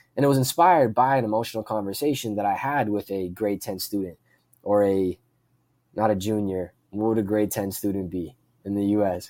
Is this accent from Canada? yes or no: yes; Pickering, Ontario, Canada; in my hometown of Pickering, Ontario, in Canada